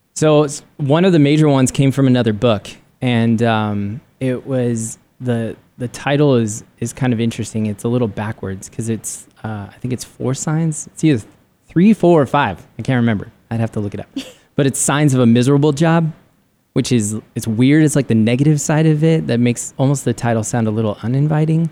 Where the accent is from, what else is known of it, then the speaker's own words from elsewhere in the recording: San Diego, California, United States; moved away as an adult; now in Arizona, United States; I grew up in San Diego and loved San Diego